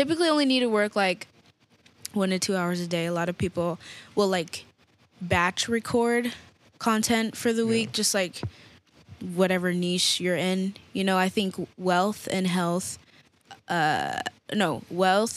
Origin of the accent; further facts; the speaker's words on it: Denver, Colorado, United States; moved away; we're from Denver